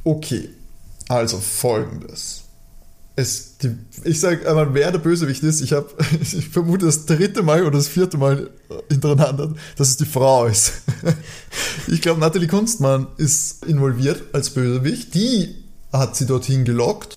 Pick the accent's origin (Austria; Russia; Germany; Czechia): Austria; als Österreicher